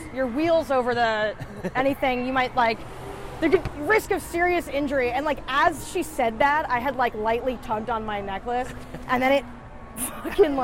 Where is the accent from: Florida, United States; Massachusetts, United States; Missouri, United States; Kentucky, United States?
Massachusetts, United States; Brookline; moved away as an adult; also born or lived in New Hampshire; I grew up in Brookline, Mass, which is just next to Boston